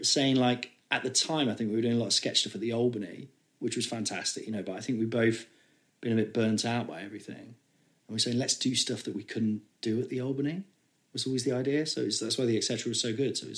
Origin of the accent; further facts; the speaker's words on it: Nottingham, East Midlands, United Kingdom; I was from Nottingham